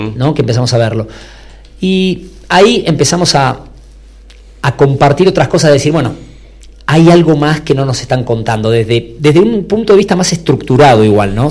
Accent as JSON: {"language": "Spanish", "region": "Buenos Aires", "country": "Argentina", "tie": "born or raised there", "moved": "as an adult", "lives_now": "Salta, Argentina", "said": "yo soy de Buenos Aires, nacido ahí, pero me casé, me fui para allá"}